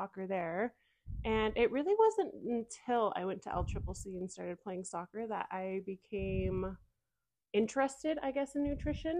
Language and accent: English; Cheyenne, Wyoming, United States; moved away as an adult; also born or lived in Las Vegas; born and raised in Cheyenne, went to Central